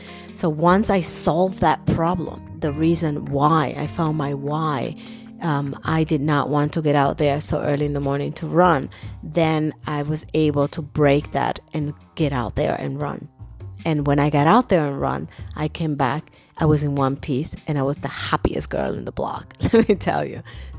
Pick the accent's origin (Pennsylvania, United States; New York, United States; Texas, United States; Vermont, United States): New York, United States; New York City; because I grew up in New York City, and in New York, when it's dark and it's alone, it's not necessarily where you want to be, right?